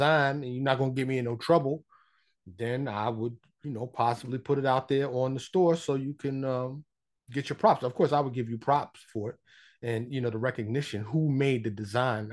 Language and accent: English; New York, United States; now in Dallas, United States; I'm from New York, but I'm living here in Texas, suburb of Dallas